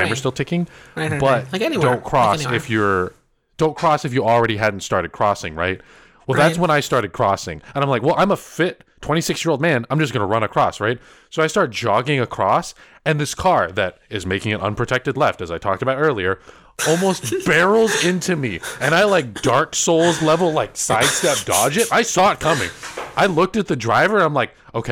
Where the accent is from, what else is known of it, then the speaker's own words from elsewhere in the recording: Northern California, United States; I'm from NorCal